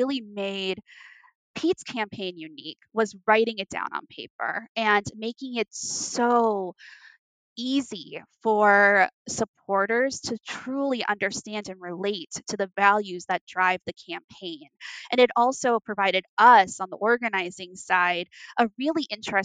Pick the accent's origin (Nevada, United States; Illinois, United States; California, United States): Nevada, United States; Las Vegas; Nevada, which is where I'm from. I'm from Las Vegas.